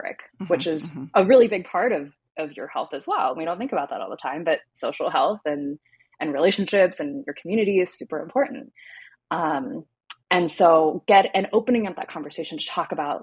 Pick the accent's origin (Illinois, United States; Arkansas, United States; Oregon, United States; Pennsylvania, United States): Pennsylvania, United States; Pittsburgh; when I came back to my hometown of Pittsburgh here in the States